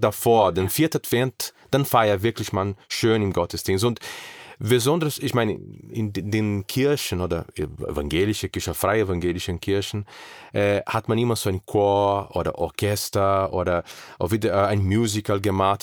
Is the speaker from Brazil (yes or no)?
yes; South Region, Brazil; German is a second language; moved away as an adult; now in Germany; ich komme mehr aus Süden